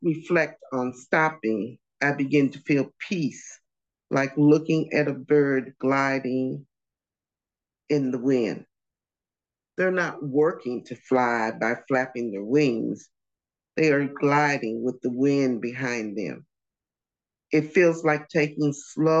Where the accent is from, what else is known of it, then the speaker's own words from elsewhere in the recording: St. Louis, Missouri, United States; moved away as an adult; now in North Carolina, United States; We grew up in St. Louis, Missouri. We now live in North Carolina